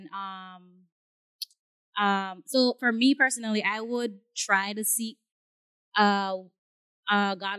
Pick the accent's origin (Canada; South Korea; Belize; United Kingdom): Belize; I'm from Belize